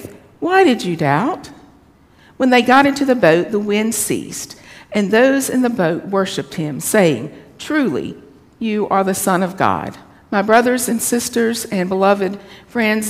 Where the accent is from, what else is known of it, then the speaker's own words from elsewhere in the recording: the South, Southern United States, United States; accent: Southern; my Southern accent